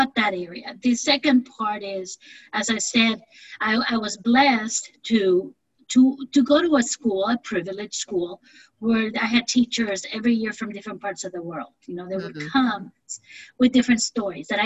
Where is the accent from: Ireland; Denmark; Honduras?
Honduras; moved away; in Honduras and all Latin America, we don't think we have seven continents